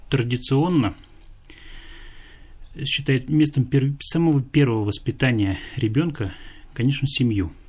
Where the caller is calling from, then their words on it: Tatarstan, Russia; я беспокою вас из Татарстана.